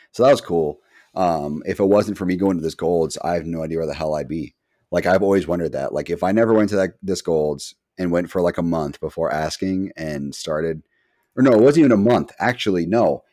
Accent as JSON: {"language": "English", "region": "Massachusetts", "country": "United States", "said": "We're massholes through and through."}